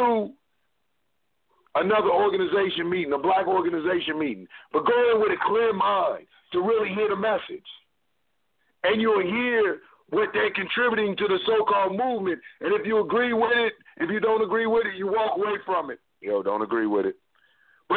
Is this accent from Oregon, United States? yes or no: no; Cleveland, Ohio, United States; I'm from Cleveland